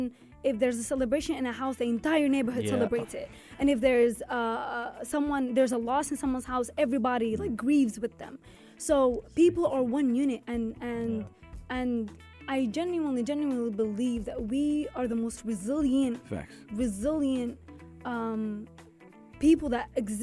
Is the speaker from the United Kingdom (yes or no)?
no; Sudan; now in United Arab Emirates; I was born and raised in Sudan.